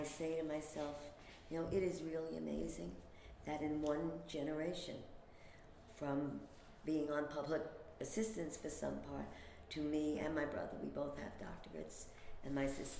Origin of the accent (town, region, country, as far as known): New York City, New York, United States; born or raised there